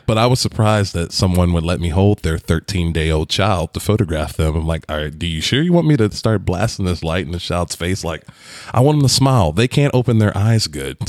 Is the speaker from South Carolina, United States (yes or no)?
no; Virginia, United States; moved away; I come from Virginia where everything is green